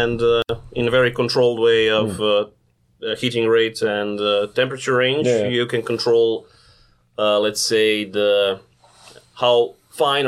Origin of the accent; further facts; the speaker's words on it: Zagreb, City of Zagreb, Croatia; moved away as an adult; now in Ulsan, South Korea; I'm from Zagreb, Croatia, which is a relatively small country in Europe